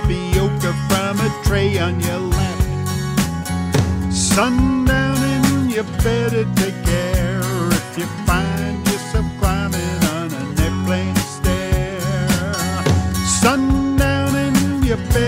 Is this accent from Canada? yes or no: yes; Canada; As a Canadian